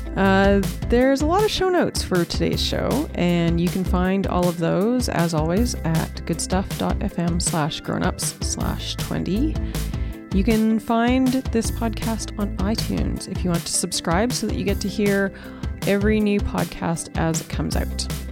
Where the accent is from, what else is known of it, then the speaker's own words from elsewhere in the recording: Saskatoon, Saskatchewan, Canada; moved away as an adult; I grew up here around Saskatoon